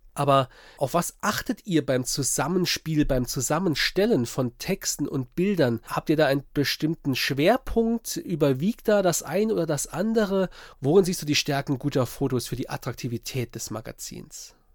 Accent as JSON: {"language": "German", "area": "Saarpfalz-Kreis", "region": "Saarland", "country": "Germany", "tie": "born or raised there", "said": "Ich als Saarländer, ich komme aus dem Saar-Pfalz-Kreis, also äh, lebe und bin auch dort aufgewachsen"}